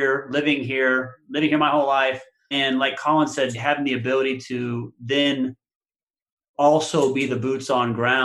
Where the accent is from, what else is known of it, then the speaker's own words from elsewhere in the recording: Council Bluffs, Iowa, United States; now in Omaha, United States; I was born in Council Bluffs, Iowa, which is a suburb of Omaha, Nebraska